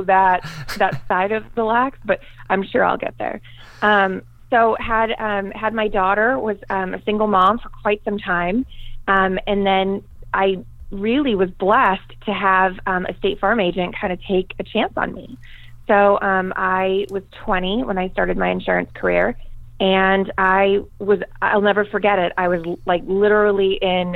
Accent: Tucson, Arizona, United States; also born or lived in Boston, Massachusetts; I went to high school here in Tucson, Arizona, and I'm still here. I am originally from Boston, Massachusetts, so not really born and raised in Tucson, but been here for most of my life

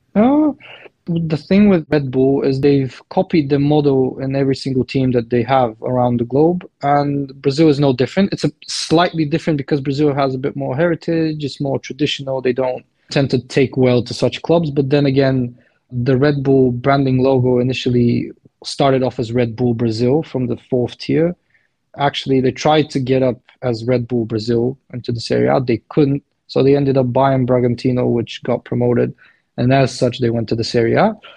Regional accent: Plovdiv, Plovdiv Province, Bulgaria; I'm from Bulgaria, Plovdiv based. Because I'm Balkan

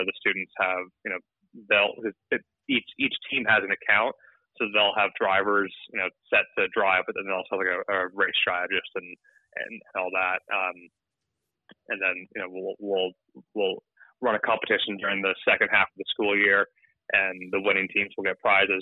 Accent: Toronto, Ontario, Canada; I'm from Toronto, Ontario, so at my family cottage

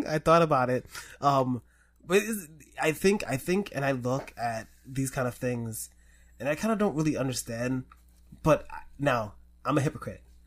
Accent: New York City, New York, United States; I grew up in the Bronx.

